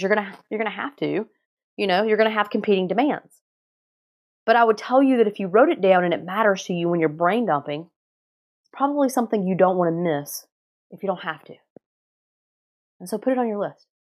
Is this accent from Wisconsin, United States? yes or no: no; North Carolina, United States; moved away; I grew up in North Carolina